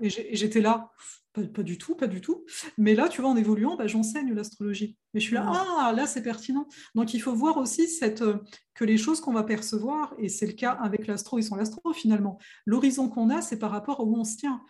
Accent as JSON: {"language": "French", "country": "France", "said": "nous, on est né, on est français, donc l'anglais, c'est une langue étrangère"}